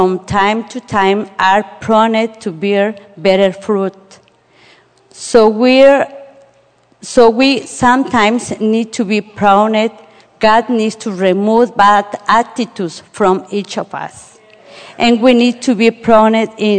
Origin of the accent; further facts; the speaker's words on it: Mexico City, Mexico; now in Indiana, United States; I were born in Mexico City. So Mexico City all the time is the same weather.